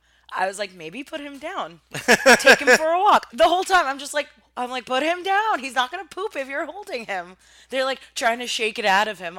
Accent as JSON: {"language": "English", "country": "Armenia", "accent": "Armenian", "second_language": "English", "said": "Oh, I think my like Armenian accent when I was younger forced me to call it Kazaa."}